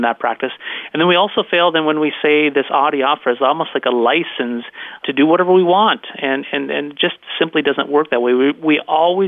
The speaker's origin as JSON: {"language": "English", "region": "North Dakota", "country": "United States", "tie": "born or raised there", "also_born_or_lived": "Los Angeles area, California", "accent": "North Dakota Canadian", "moved": "as an adult", "said": "I'm a North Dakota boy, and I grew up right on the Canadian border"}